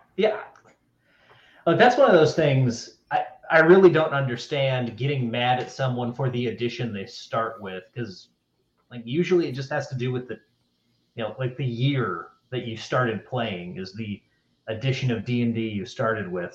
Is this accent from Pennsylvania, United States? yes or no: no; North Carolina, United States; I'm from North Carolina